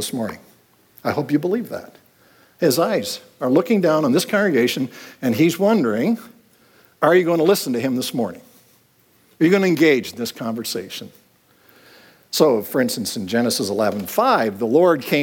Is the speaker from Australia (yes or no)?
no; Clinton, Ontario, Canada; I grew up in the Plymouth Brethren movement, the Gospel Halls, and any of you have been in that, it was a very small Gospel Hall in Clinton, Ontario